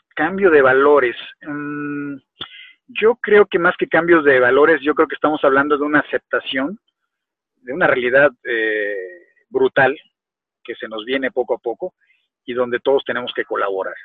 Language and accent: Spanish; Mexico; México, en mi país